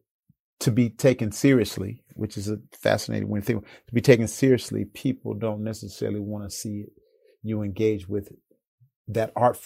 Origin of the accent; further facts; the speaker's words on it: Chicago, Illinois, United States; I grew up in Chicago, and growing up in Chicago, you're always exposed to house music